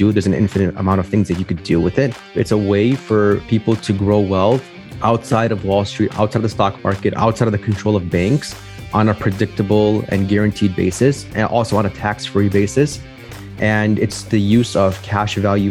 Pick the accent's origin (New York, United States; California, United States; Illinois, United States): Illinois, United States; Chicago; I'm from Chicago, Illinois, born and raised here